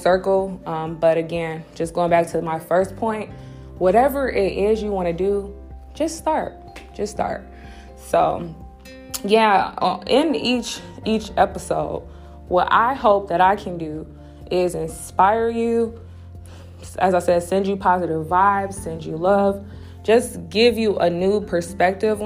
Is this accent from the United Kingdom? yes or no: no; Cleveland, Ohio, United States; moved away as an adult; now in Akron, United States; I grew up in Cleveland, but I've lived in Akron for the past 10 years or so